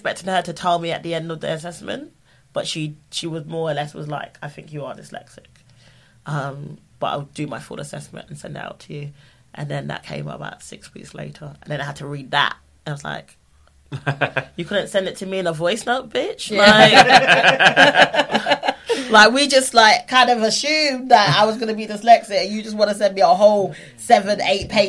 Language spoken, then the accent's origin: English; London, United Kingdom; I'm from South London